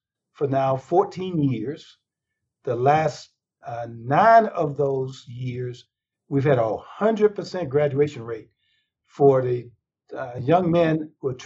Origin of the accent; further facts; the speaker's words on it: North Carolina, United States; I grew up in North Carolina